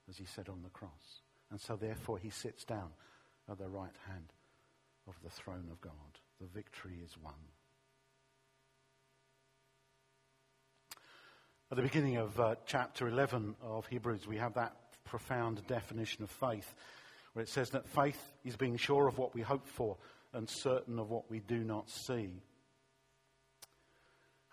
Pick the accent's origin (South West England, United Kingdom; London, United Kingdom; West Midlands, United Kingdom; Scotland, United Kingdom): London, United Kingdom; when I was a teenager growing up in East London